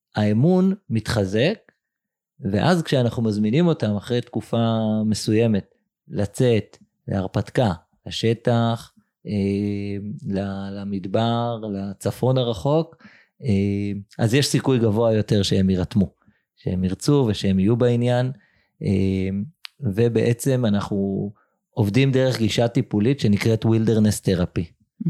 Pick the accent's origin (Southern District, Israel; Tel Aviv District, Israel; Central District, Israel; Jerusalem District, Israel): Jerusalem District, Israel; Jerusalem; גדלתי בירושלים של שנות ה-80